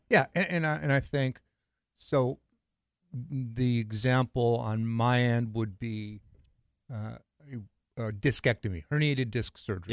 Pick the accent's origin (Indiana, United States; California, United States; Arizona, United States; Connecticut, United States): California, United States; Los Angeles; I grew up in L A.